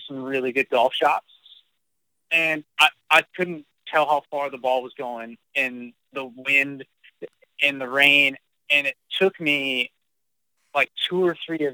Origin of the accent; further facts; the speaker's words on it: South Florida, United States; Growing up in South Florida